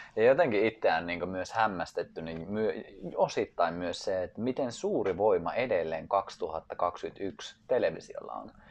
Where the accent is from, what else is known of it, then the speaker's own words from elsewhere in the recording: Finland; mä oon Suomesta